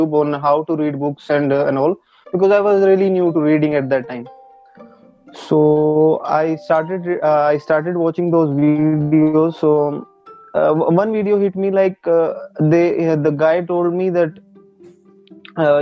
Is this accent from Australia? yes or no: no; Karnal, Haryana, India; I'm basically from Karnal, Haryana